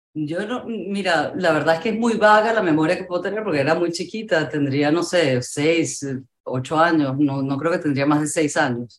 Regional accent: Venezuela; en mi país, en Venezuela

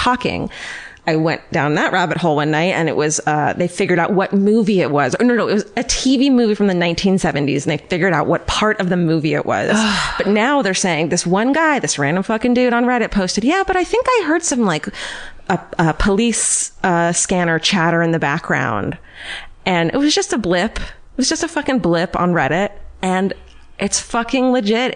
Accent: Irvine, California, United States; I'm from Irvine

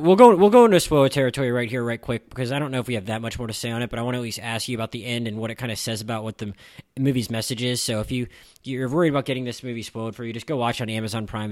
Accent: Pensacola, Florida, United States; my hometown of Pensacola, Florida

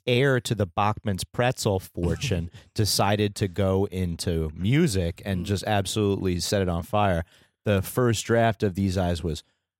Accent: New Jersey, United States; I'm from New Jersey.

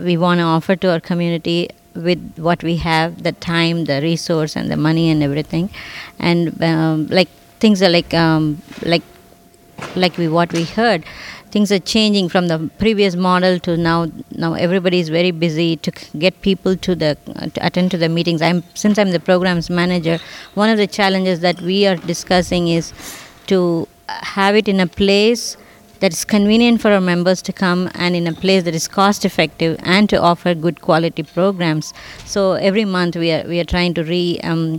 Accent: India; moved away as an adult; now in Sunnyvale, United States; I grew up in India, but all my adult life I've been in California

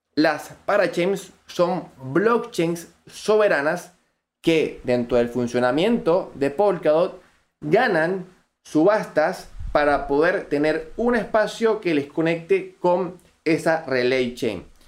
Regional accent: Venezuela; accent: Venezuelan; me encuentro en Venezuela, si lo podrán notar por mi acento, soy venezolano, todavía radico en Venezuela

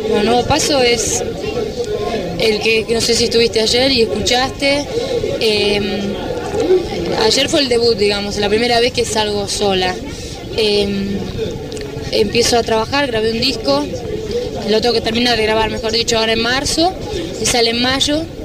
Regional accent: Rosario, Santa Fe, Argentina; empecé a formar parte de coros allá en Rosario, yo soy de Rosario

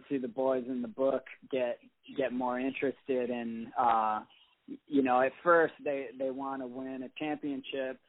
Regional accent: Jackson, Michigan, United States; a club called Jacksonopolis in my hometown

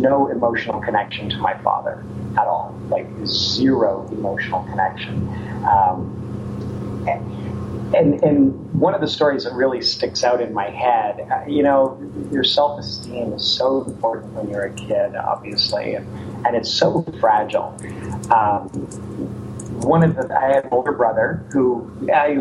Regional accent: Ontario, Canada; now in United States; I'm from Ontario, Canada, born and raised. I came to the United States. I've been here now 22 years.

